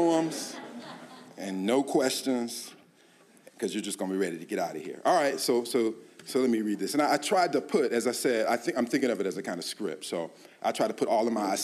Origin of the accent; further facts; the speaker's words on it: Columbia, United States; moved away; I'd return to Columbia, my hometown an hour away after college